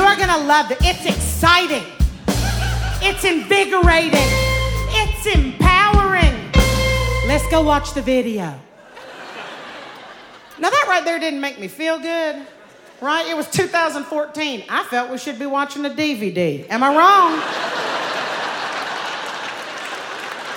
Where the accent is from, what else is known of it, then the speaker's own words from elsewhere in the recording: Louisiana, United States; I'm from Louisiana